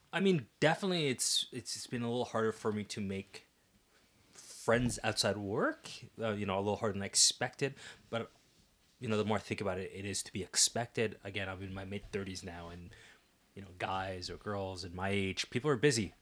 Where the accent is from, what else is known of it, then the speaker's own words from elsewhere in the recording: Ottawa, Ontario, Canada; moved away as an adult; now in Waterloo Region, Canada; Ottawa's my hometown